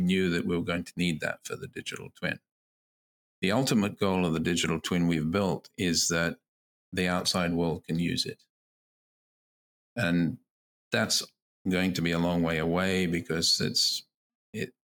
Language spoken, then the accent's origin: English; Queensland, Australia; now in Canada; my home state of Queensland in Australia